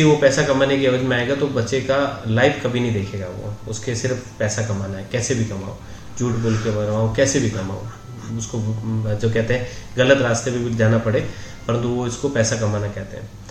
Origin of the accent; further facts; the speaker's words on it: Jodhpur, Rajasthan, India; moved away as an adult; now in Udaipur, India; मैं प्रॉपर जोधपुर का रहने वाला हूँ